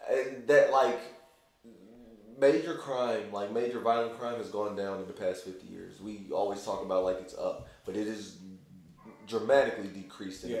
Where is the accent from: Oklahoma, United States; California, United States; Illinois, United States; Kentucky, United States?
Kentucky, United States; Louisville; I'm from Louisville, so I have like gobs of friends